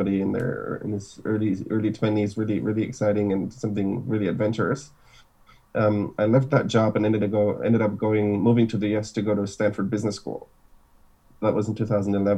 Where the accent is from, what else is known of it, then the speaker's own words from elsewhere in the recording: Munich, Bavaria, Germany; moved away as an adult; now in San Francisco, United States; So I was born in Germany, in Munich. My parents are from Argentina, so super international family. Born and raised in Germany